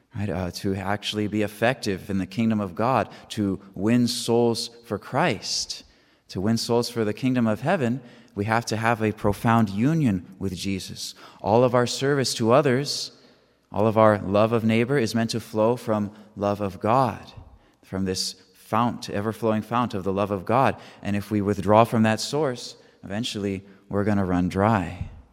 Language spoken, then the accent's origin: English; San Diego, California, United States; now in Auburn, Kentucky, United States; I'm originally from San Diego, California, but now I'm coming from Auburn, Kentucky, where I live with my community